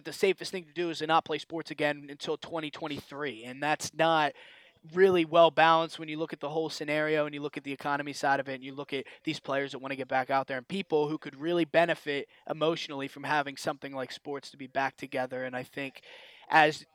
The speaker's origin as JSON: {"language": "English", "town": "Pittsburgh", "region": "Pennsylvania", "country": "United States", "tie": "born or raised there", "said": "my hometown Pirates"}